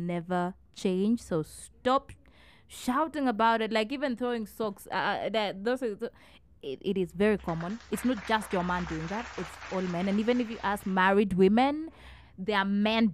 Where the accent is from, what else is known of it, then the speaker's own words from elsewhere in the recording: Kenya; I come from the Kalenjin culture